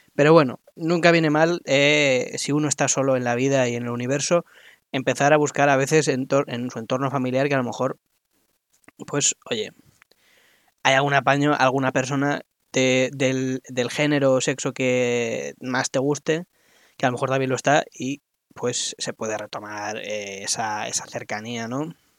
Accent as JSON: {"language": "Spanish", "town": "Madrid", "region": "Community of Madrid", "country": "Spain", "said": "soy de Madrid"}